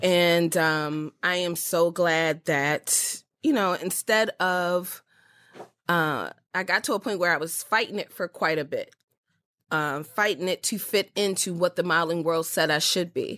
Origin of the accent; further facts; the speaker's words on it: Baltimore, Maryland, United States; I was born and raised in Baltimore, Maryland